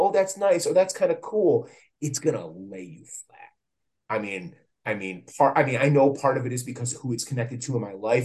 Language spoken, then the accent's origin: English; Plymouth, Michigan, United States; I still live fairly close by to my hometown